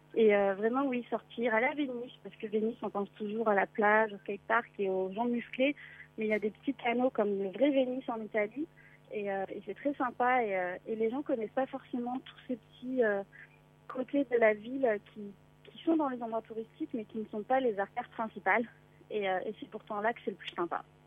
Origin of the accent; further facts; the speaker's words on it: France; now in Los Angeles, United States; je suis française